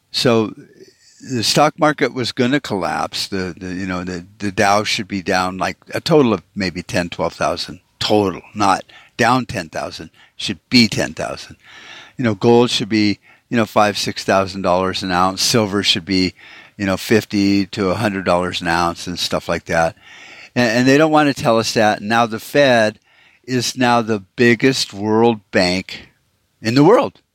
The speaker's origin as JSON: {"language": "English", "country": "United States"}